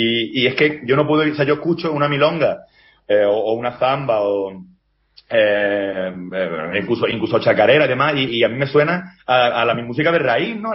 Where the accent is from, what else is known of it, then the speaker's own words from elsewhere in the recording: Andalusia, Spain; yo, yo soy andaluz y, eso allí predomina el flamenco, por supuesto, ¿no?